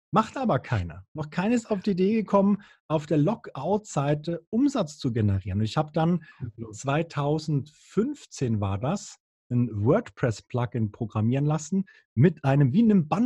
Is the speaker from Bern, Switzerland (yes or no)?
yes; Bern, Switzerland; Früher als Berner, Berner war ja schlimmer als Holland, da hast du äh, zwischendurch mal ein bisschen Gras geraucht